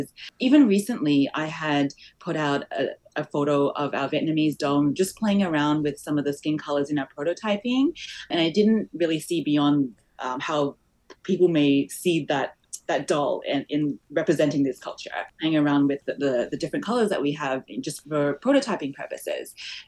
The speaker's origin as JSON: {"language": "English", "country": "Malaysia", "tie": "born there", "said": "I was born in Malaysia, so I'm culturally was born in Malaysia, but I'm also had the background as Chinese background."}